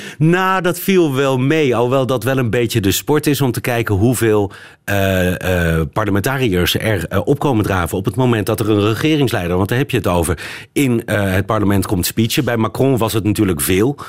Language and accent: Dutch; Netherlands; now in Belgium